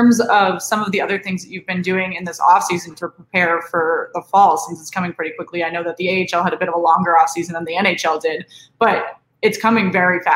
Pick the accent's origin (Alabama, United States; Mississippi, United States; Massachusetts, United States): Massachusetts, United States; Boston; I grew up in Boston